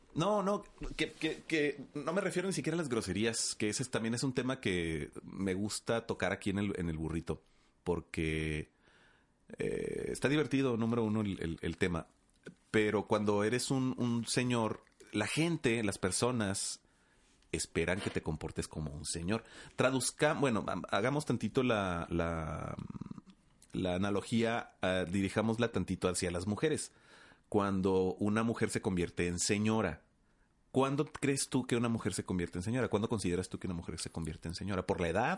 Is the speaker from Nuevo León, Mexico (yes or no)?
no; Los Mochis, Sinaloa, Mexico; now in Ciudad Juárez, Mexico; De los mochis Sinaloa